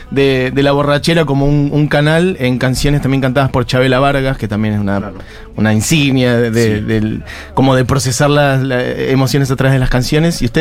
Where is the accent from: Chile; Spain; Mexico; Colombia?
Chile; now in Buenos Aires, Argentina; Soy chilena viviendo en Buenos Aires.